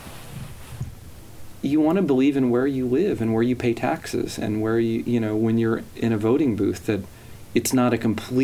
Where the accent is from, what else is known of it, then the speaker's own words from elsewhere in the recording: the South, United States; growing up in the South